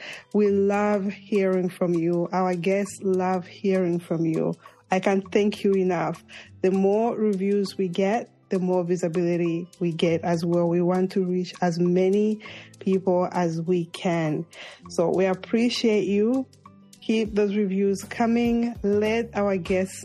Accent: Zambia; moved away; I'm from Zambia

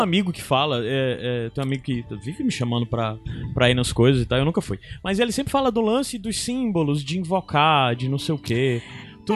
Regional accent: interior of Ceará, Brazil; eu sou cearense do interior

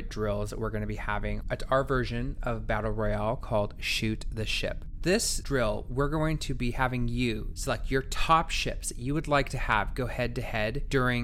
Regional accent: Northern California, United States; I'm from Northern California, lived in Southern California for the last 15 years, but I've actually in the meantime kind of dabbled in other parts of the country

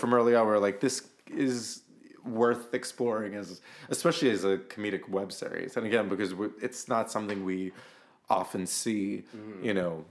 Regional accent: New York City, New York, United States; moved away as an adult; I'm from Sheepshead Bay.

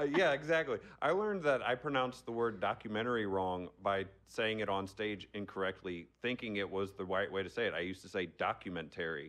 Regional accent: Arnold, Missouri, United States; I still live in my hometown of Arnold. Oh, Missouri

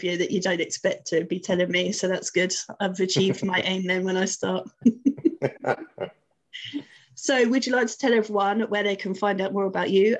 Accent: Luton, East of England, United Kingdom; I'm from Luton. So nothing is more feral than Luton.

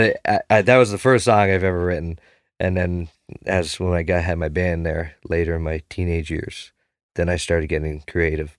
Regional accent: Cape Breton, Nova Scotia, Canada; I'm from Cape Breton

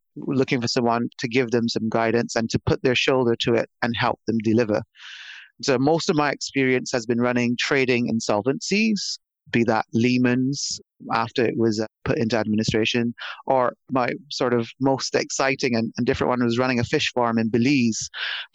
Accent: Barbados; moved away; I'm from Barbados originally, small island in the Caribbean. And I grew up in the countryside of a small island.

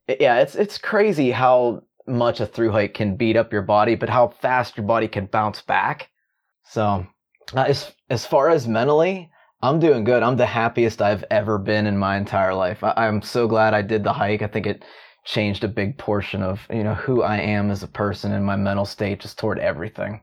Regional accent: Pittsburgh, Pennsylvania, United States; I'm from Pittsburgh, Pittsburgh, Pennsylvania

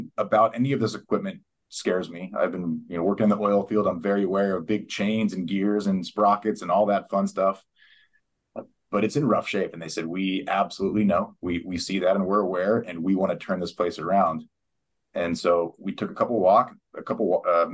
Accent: San Diego, California, United States; moved away as an adult; also born or lived in West Texas / Eastern New Mexico; I grew up in San Diego.

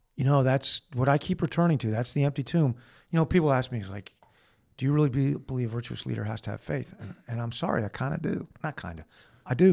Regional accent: Manhasset, New York, United States; I was born in Manhasset, New York on November nineteenth, nineteen sixty-three

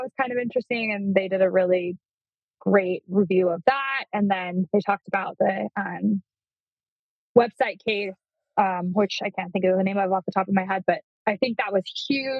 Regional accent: Utah, United States; now in Idaho, United States; I'm from Utah

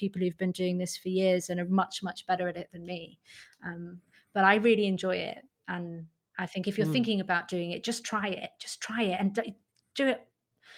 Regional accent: Manchester, North West England, United Kingdom; I grew up in Manchester

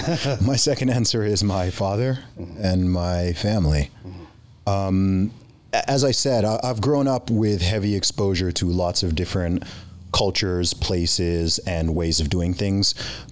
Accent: United Kingdom; born there; also born or lived in Middle East; I'm a British citizen myself. I was born in the UK. I've lived in the UK for a long time.

